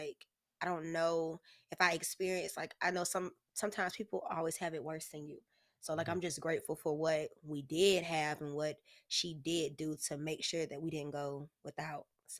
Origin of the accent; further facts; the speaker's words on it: Oakland, California, United States; born there; now in Jacksonville, United States; I was born in Oakland, California, but I reside in Jacksonville, Florida.